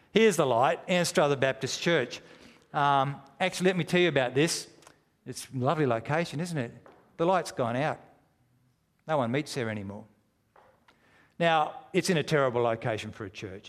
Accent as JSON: {"language": "English", "country": "Australia", "said": "We're strangers from Australia"}